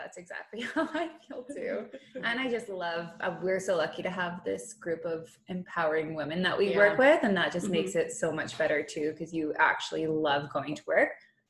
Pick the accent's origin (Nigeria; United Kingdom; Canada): Canada; Vancouver, British Columbia; moved away as an adult; also born or lived in Montreal / Richmond; now in Calgary, Canada; I was born in Montreal, but I grew up in Vancouver. I moved to Calgary 2 years ago.